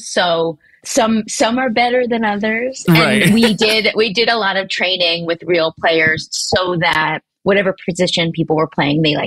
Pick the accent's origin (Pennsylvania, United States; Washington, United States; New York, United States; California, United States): Pennsylvania, United States; Philadelphia; I'm from Philly